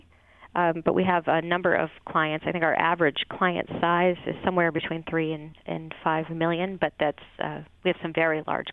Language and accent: English; Maine, United States; also born or lived in Boston; now in Portland, United States; I'm from Maine originally, as is my husband